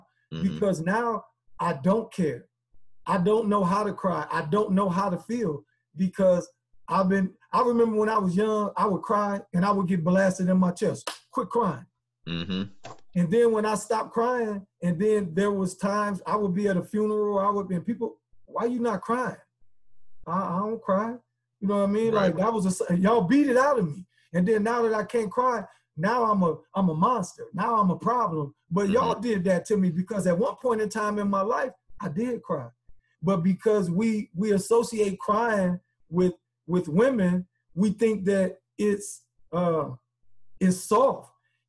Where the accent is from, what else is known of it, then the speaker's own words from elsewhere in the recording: Chicago, Illinois, United States; You know, I mean, I'm from Chicago, man. I'm a hustler.